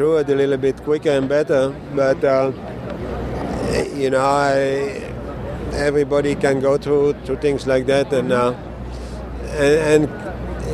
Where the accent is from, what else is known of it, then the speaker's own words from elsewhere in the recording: Belgium; moved away; my home country in Belgium